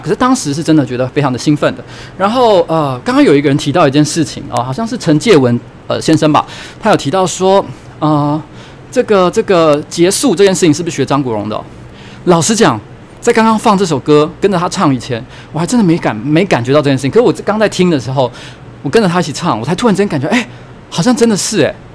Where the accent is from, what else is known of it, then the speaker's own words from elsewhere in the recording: Taiwan; 我们家是台湾人嘛，那我小时候台语讲得非常不好，现在也没有非常厉害了